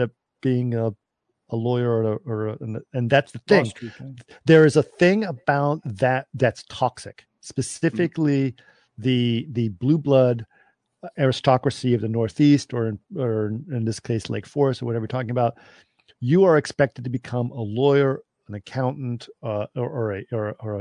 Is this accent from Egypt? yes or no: yes; Cairo, Cairo Governorate, Egypt; when I was growing up in Cairo